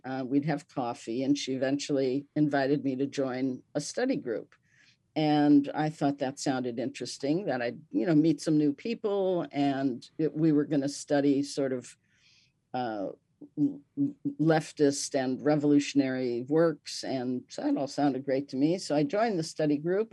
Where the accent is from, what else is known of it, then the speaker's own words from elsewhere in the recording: Milwaukee, Wisconsin, United States; I was born in Milwaukee, Wisconsin